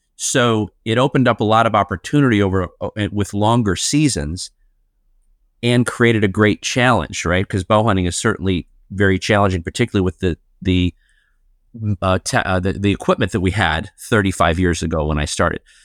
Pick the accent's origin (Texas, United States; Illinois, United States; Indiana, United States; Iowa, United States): Illinois, United States; Chicago; I grew up in Chicago, Illinois